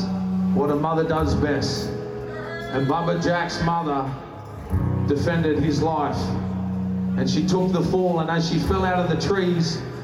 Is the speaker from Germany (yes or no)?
no; Australia; In my home country, in Dungari country, they were fighting the Dungari Nation.